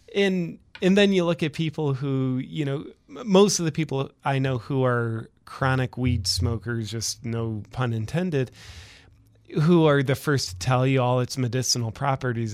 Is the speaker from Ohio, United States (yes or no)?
yes; Ohio, United States; moved away as an adult; now in Austin, United States; I'm originally from Ohio